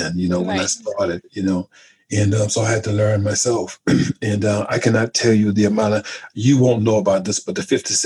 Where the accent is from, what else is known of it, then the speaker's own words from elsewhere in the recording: South Carolina, United States; moved away as an adult; now in England; I'm from South Carolina